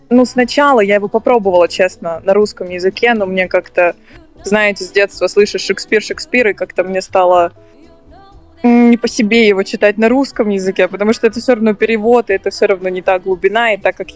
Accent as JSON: {"language": "Russian", "area": "Yakutia", "region": "Sakha Republic", "country": "Russia", "tie": "born or raised there", "moved": "yes", "lives_now": "Sochi, Russia", "said": "я почти оттуда родом, я из Якутии."}